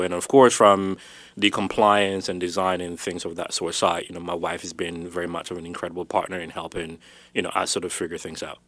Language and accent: English; Ghana; I was born in Ghana, um, West, West Africa. Uh, both my parents are from there.